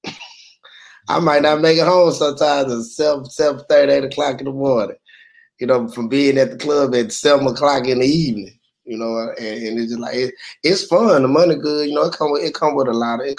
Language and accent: English; Houston, Texas, United States; I'm from the South Side